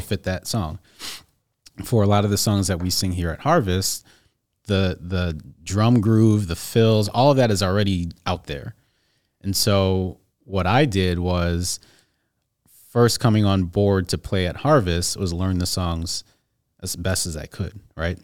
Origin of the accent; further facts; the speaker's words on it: Skokie, Illinois, United States; also born or lived in Evanston; from here, from Chicagoland. I actually grew up in Skokie.